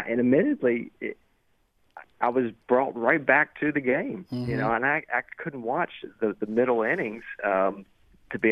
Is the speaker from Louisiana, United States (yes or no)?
yes; Shreveport, Louisiana, United States; growing up in Shreveport, Louisiana